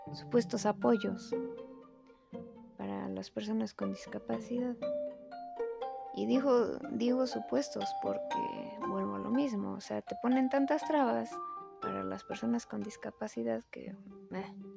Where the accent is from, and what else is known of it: Mexico